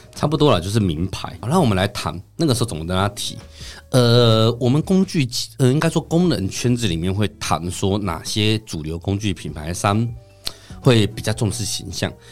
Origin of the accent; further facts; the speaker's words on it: Taiwan; 我们台湾人